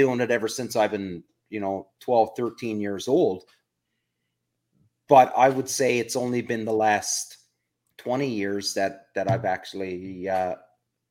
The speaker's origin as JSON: {"language": "English", "region": "Newfoundland and Labrador", "country": "Canada", "tie": "born or raised there", "moved": "yes", "lives_now": "Ontario, Canada", "said": "I'm originally from Newfoundland"}